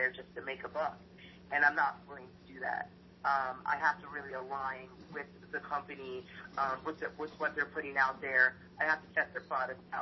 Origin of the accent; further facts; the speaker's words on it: Pennsylvania, United States; also born or lived in California; I grew up in Pennsylvania, so I'm originally from California, but I grew up in Pennsylvania